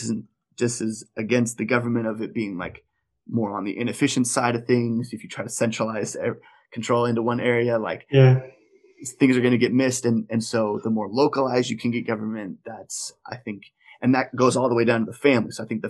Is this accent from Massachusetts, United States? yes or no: no; Colorado, United States; We're from Colorado